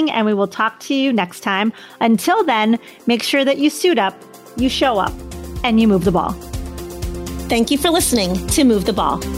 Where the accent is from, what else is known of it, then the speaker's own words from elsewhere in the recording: Chicago, Illinois, United States; So I'm a Bears fan from Chicago